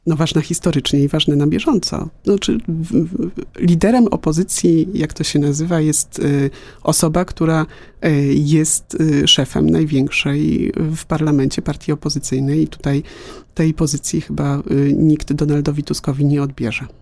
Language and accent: Polish; Łódź, Łódź Voivodeship, Poland; Ja jestem z Łodzi